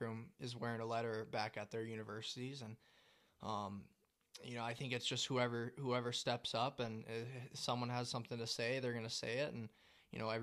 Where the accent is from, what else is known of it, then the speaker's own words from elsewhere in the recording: Fargo, North Dakota, United States; I'm from Fargo, North Dakota.